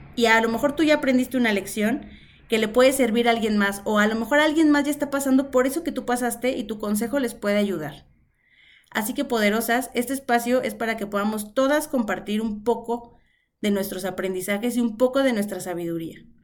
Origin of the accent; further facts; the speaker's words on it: Mexico City, Mexico; Nací en Ciudad de México en un hospital de Liste cuando ella apenas tenía 25 años. Nací y crecí rodeada de mujeres.